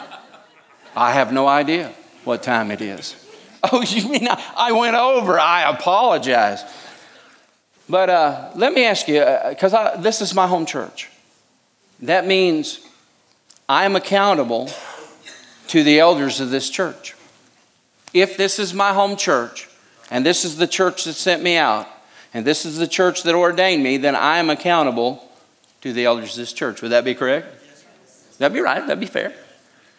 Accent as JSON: {"language": "English", "country": "United States", "said": "I love America. I'm American. I was raised to be a patriot."}